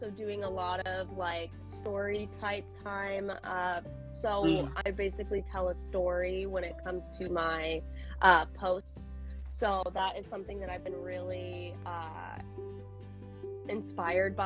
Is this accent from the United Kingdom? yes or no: no; Portland, Oregon, United States; I'm actually from Portland